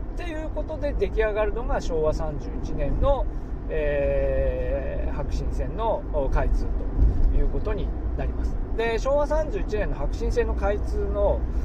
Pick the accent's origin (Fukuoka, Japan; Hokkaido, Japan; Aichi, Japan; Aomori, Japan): Aomori, Japan; now in Niigata, Japan; 私があの青森出身なんですけど